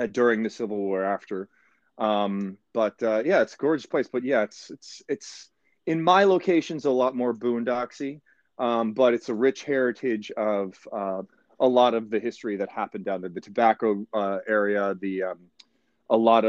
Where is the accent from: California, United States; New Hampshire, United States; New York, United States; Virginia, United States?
Virginia, United States; Petersburg; Down south in Petersburg, Virginia, more specifically down near Dinwiddie in Dinwiddie County, Virginia. So that's originally where I'm from, down in the deep south of Virginia